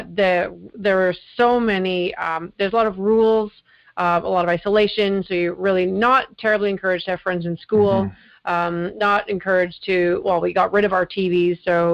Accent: Winnipeg, Manitoba, Canada; also born or lived in Mississauga, Ontario; now in Burlington, Canada; I was born actually in Winnipeg, a great place to be from. No insult to Winnipeg. Half my family's moved back there again, so there's obviously a draw. But no, I grew up there for my formative years, and then I moved to Mississauga

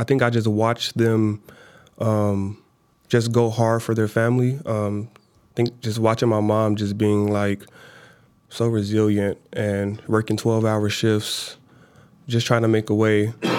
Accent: Chicago, Illinois, United States; Yeah, man. Southside, born and raised, man. I was born 80th in Marshfield.

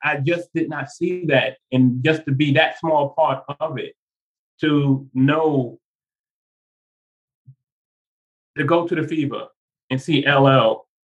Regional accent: New York City, New York, United States; where I grew up in Bedford-Stuyvesant, Brooklyn

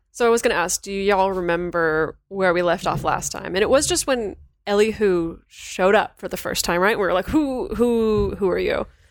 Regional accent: Chico, California, United States; moved away; my hometown of Chico, California

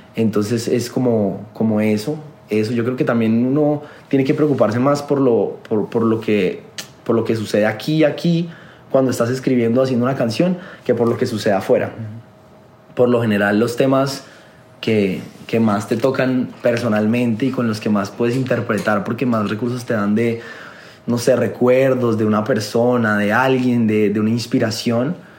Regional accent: Colombia; also born or lived in Los Angeles; a mí como colombiano

